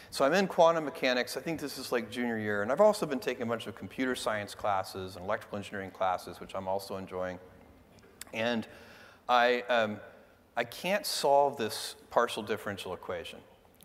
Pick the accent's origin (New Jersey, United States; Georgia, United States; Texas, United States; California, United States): Texas, United States; also born or lived in Albuquerque, New Mexico; I was born in Albuquerque. All right. But I left when I was 3 or 4, and I moved to Texas.